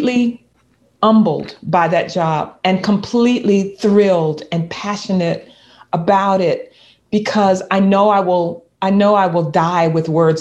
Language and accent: English; the South, United States; a Black girl, Black woman growing up in the South